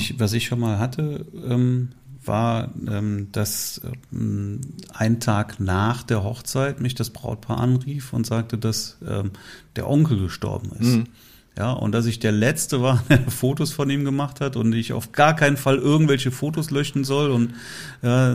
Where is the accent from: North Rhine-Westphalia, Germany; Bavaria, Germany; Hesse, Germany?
North Rhine-Westphalia, Germany; Leverkusen; meine Heimatstadt Leverkusen